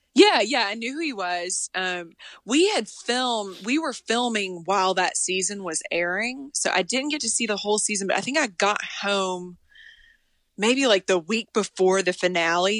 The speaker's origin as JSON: {"language": "English", "region": "Tennessee", "country": "United States", "also_born_or_lived": "Texas", "moved": "yes", "said": "And I lived in Texas and I was from Tennessee"}